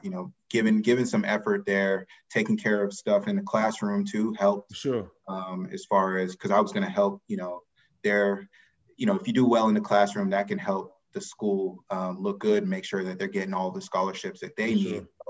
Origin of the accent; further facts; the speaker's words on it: Atlanta, Georgia, United States; I grew up in Atlanta, Georgia